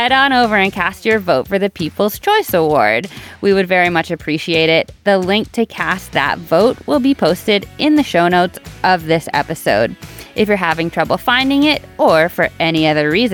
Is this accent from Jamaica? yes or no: no; Canada; we're Canadian